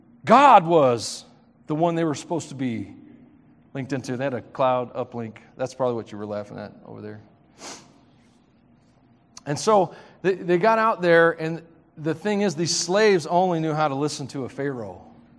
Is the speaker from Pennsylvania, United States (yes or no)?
no; Tennessee, United States; It's a Tennessee thing. Steals, kills, and destroys, y'all. Sorry. Sorry. If you knew what my true accent was, you would not be able to understand me.